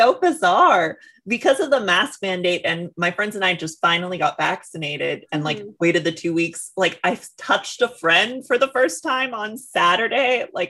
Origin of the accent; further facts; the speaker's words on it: New York City, New York, United States; I was a little scared as like a New Yorker.